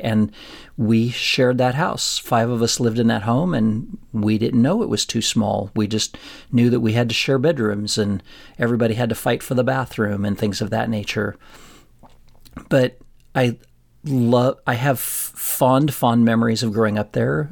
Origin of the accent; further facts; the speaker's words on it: Florence, Colorado, United States; moved away as an adult; also born or lived in Pueblo, Colorado; now in Cleveland, United States; there's my hometown, and it's forty miles northwest into Colorado Springs